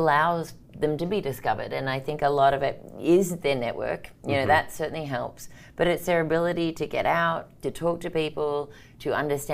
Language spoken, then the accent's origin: English; Sydney, New South Wales, Australia; now in Minnesota, United States; I'm originally from Sydney, Australia, so that's the funny accent